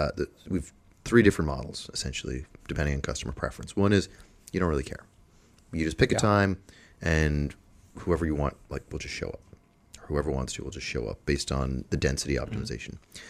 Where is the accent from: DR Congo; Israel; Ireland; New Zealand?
Ireland; Dublin, Leinster; So my original background, I'm from Dublin, from Ireland.